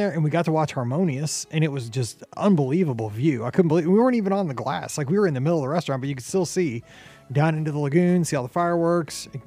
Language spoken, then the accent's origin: English; Midwest, United States; kind of a maybe it's because I'm from the Midwest.